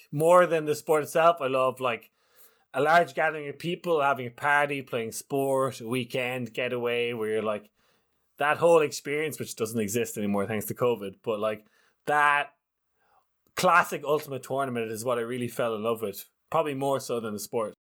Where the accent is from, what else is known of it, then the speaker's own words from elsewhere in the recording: Ireland; as an Irishman